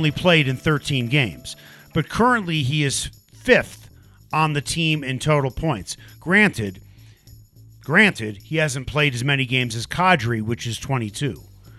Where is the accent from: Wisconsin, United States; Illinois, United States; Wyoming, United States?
Illinois, United States; Chicago; now in Denver, United States; I think some people know I grew up in Chicago.